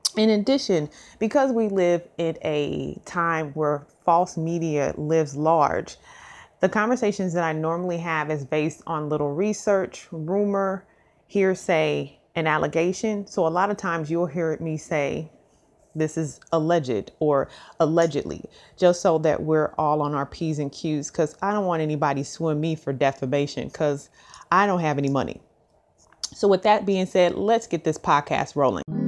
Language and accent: English; St. Louis, Missouri, United States; moved away as an adult; also born or lived in Memphis, Tennessee; we're both from St. Louis, Missouri. We both lived in Memphis